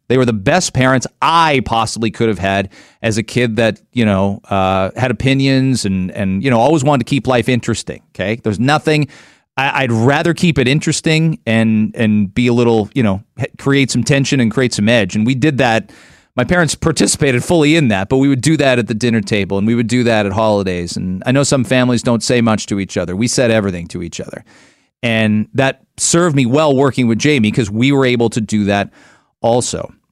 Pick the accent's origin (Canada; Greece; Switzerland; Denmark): Canada; moved away as an adult; I'm a Canadian